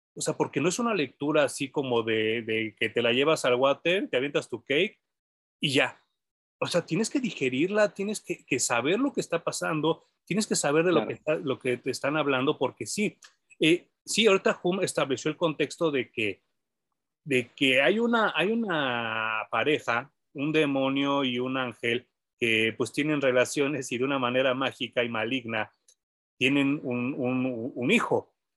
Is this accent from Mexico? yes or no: yes; Mexico; hay gente en México que compra los cómics y que los lee a pesar de que no el inglés no sea nuestro idioma nativo